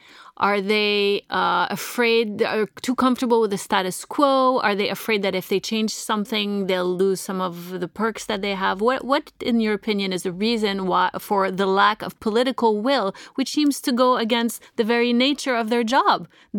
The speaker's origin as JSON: {"language": "English", "country": "Canada"}